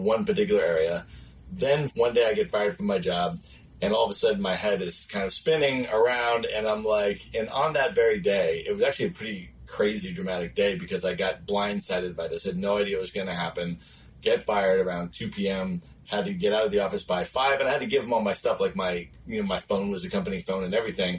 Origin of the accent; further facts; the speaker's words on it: Buffalo, New York, United States; moved away as an adult; also born or lived in Chicago, Illinois / Cleveland, Ohio / Washington, D.C. / Los Angeles, California; lived a lot on the East Coast and grew up there. Went to high school, middle school and high school in Buffalo, New York, in a suburb outside of Buffalo